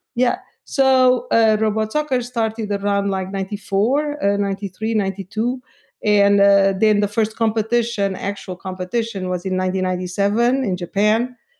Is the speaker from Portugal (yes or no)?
yes; Lisbon, Portugal; moved away; I am from Portugal, from Lisbon.